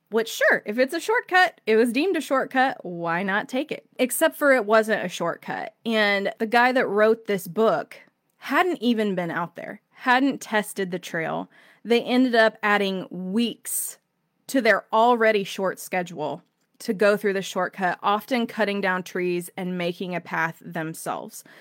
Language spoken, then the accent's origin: English; Indiana, United States; I'm from Indiana